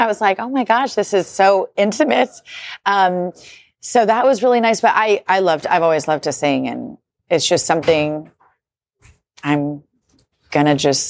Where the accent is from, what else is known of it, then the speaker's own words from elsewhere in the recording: Colorado, United States; now in Los Angeles, United States; I was raised in Colorado